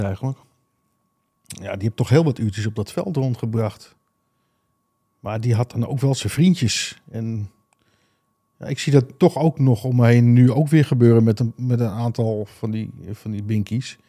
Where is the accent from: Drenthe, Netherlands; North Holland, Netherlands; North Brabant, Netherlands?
North Holland, Netherlands; Alkmaar; Ik zeg, nou, uit Alkmaar